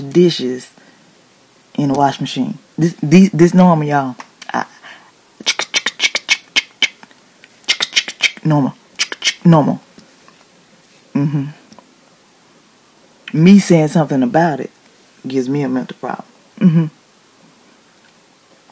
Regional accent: Decatur, Georgia, United States; also born or lived in East Atlanta, Georgia; I'm from Decatur West Grade by way of East Atlanta where it matters. Dirty South.

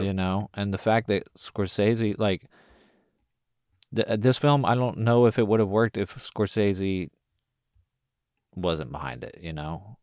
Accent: United States; us as American white

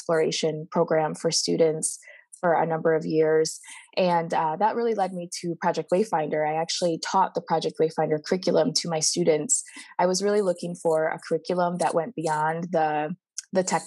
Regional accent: Midwest, Michigan, United States; accent: Midwestern; moved away as an adult; now in California, United States; you could probably hear the Midwestern in my voice

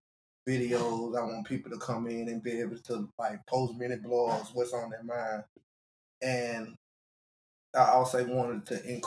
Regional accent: Albany, Georgia, United States; I'm from Albany, Georgia

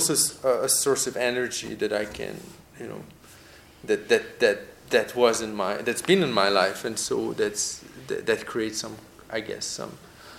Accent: Paris, Île-de-France, France; English is a second language; also born or lived in Budapest, Hungary; I grew up in Paris. We talk in French.

